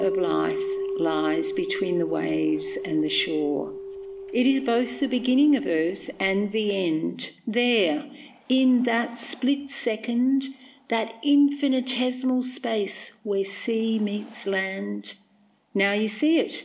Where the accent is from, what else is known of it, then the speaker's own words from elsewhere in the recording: Cabramatta, New South Wales, Australia; moved away as an adult; now in Illawarra, Australia; I grew up in Cabramatta, 50 kilometres west of here